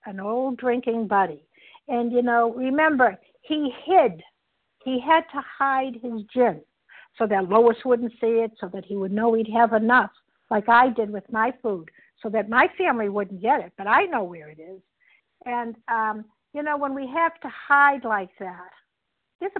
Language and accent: English; Boston, Massachusetts, United States; I'm from Boston, Massachusetts